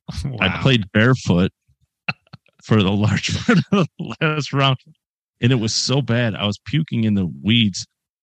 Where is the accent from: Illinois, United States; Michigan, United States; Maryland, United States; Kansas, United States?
Michigan, United States; Northern; We lived on the city course where I grew up in Northern Michigan